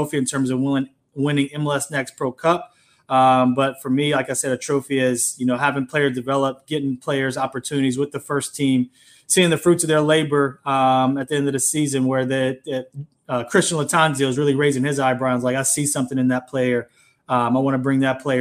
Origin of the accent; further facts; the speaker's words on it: Raleigh, North Carolina, United States; growing up in Raleigh, North Carolina